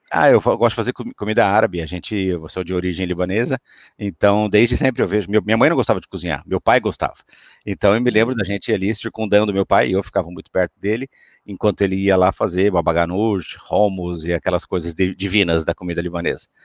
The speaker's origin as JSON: {"language": "Portuguese", "country": "Brazil", "moved": "yes", "said": "eu sou brasileiro"}